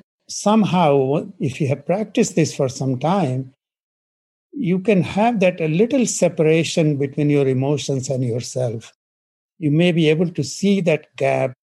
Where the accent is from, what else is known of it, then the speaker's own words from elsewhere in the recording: India; moved away; I grew up in India in a small village.